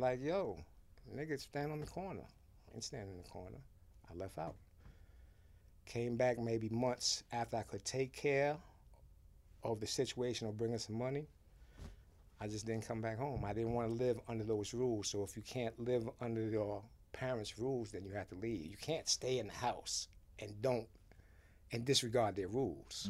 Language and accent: English; Haiti; also born or lived in Boston; now in New York, United States; I was born in Haiti